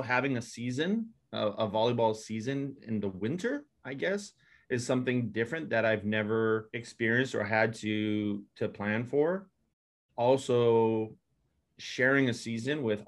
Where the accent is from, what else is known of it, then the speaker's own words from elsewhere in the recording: Hawaii, United States; moved away; I'm originally from Hawaii